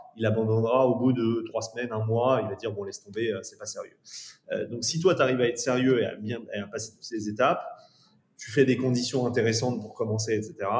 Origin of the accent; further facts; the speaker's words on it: France; en tant que Français